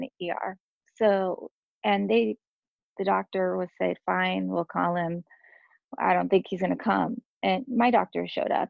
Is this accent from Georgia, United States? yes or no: no; Santa Maria, California, United States; I am from Cal- um, San Maria, California